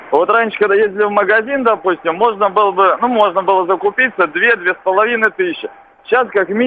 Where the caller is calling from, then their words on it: Tver, Tver Oblast, Russia; звоню из Твери, да?